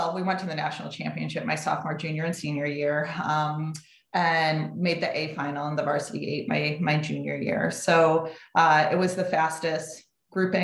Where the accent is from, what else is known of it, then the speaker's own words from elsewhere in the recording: Connecticut, United States; moved away as an adult; also born or lived in Syracuse, New York; I grew up in Connecticut and my goal was to get out of town.